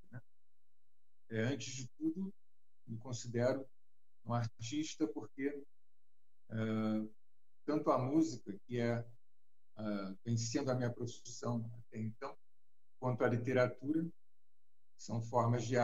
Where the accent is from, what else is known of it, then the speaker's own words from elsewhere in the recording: Rio de Janeiro, Brazil; do Rio de Janeiro do bairro de Botafogo, né? sou carioca, e meu trabalho é, praticamente sempre se deu no Rio de Janeiro